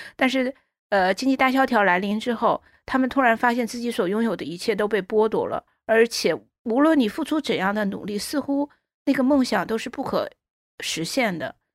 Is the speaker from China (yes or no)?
yes; China; 我们中国人